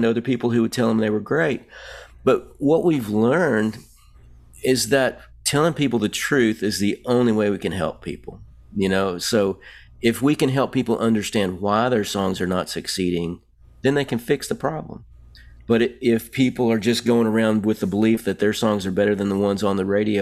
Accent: Nashville, Tennessee, United States; I'm from Nashville

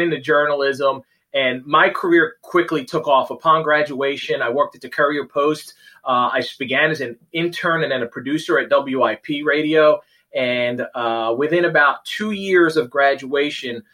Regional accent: Philadelphia, Pennsylvania, United States; I grew up in Philly. I grew up in South Philly

